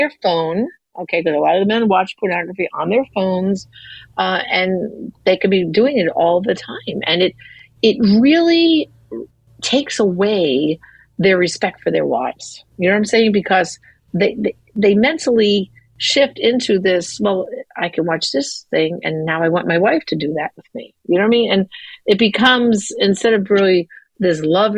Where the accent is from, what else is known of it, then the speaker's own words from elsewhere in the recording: New York, United States; I grew up in New York.